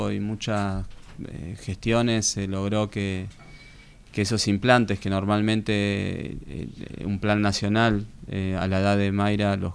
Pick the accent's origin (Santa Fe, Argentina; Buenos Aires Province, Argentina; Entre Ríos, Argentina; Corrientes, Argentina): Buenos Aires Province, Argentina; Béccar; moved away as an adult; now in Tandil, Argentina; Yo nací en Becar, partido